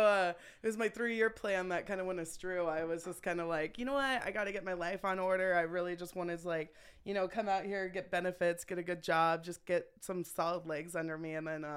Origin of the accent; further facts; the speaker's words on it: Concord, California, United States; moved away as an adult; now in Las Vegas, United States; I'm originally from Concord. Okay. Yeah. Okay. So I grew up out there before they had money out there.